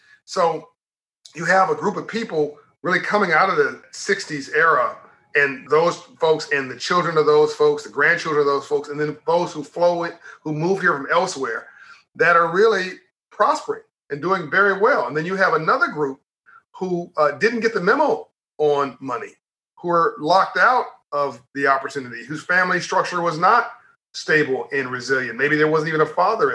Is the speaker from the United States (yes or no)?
yes; Compton, California, United States; I'm from Compton, California in South Central LA, homeless for 6 months of my life